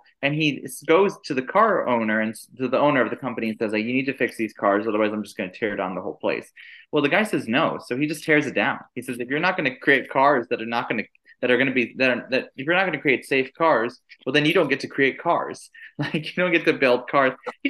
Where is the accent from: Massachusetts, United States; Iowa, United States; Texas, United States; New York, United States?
New York, United States; New York City; born there; but I actually wasn't born in Cleveland. I was born in New York, like after they had left Cleveland.